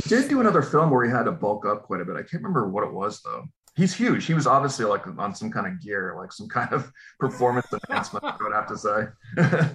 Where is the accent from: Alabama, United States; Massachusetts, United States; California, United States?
Massachusetts, United States; I grew up in Massachusetts, and I I'm a, I was raised a Celtics fan